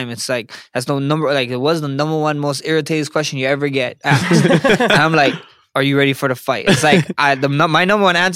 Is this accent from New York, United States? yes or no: no; Hawaii, United States; I just I'm Polynesian. I know you guys know Polynesians. I'm Samoan Hawaiian.